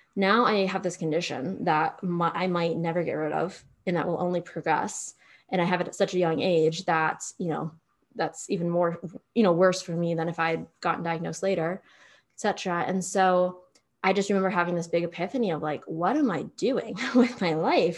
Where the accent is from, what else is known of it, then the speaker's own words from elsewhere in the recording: Pennsylvania, United States; now in Austin, United States; middle of nowhere, Pennsylvania